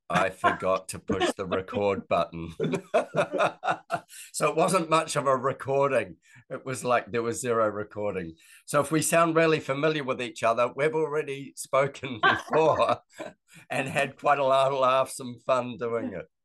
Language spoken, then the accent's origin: English; California, United States; now in Fort Collins, United States; yeah, we're from California.